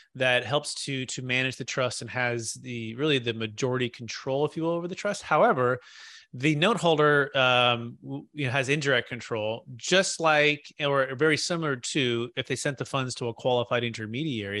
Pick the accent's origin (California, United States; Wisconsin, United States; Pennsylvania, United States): California, United States; Bay Area, Silicon Valley; also born or lived in Sacramento, California; Growing up in the Bay Area